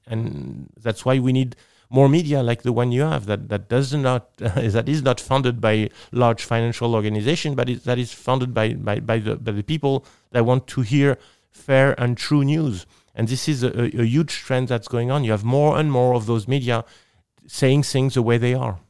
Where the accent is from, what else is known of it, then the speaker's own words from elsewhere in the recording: Nice, Provence-Alpes-Côte d'Azur, France; English is a second language; I am from Nice, which is in southeast of France